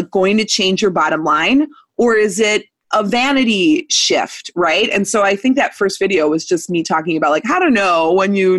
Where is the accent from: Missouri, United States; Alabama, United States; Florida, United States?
Missouri, United States; I was born in Missouri in 1984